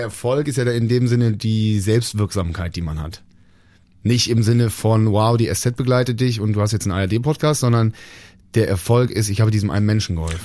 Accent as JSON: {"language": "German", "town": "Bonn", "region": "North Rhine-Westphalia", "country": "Germany", "tie": "born or raised there", "said": "Bonn, meine Heimatstadt"}